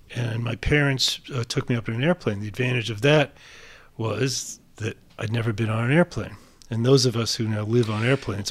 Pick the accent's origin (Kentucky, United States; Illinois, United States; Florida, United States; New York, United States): New York, United States; New York City; growing up um, in Far Rockaway, Queens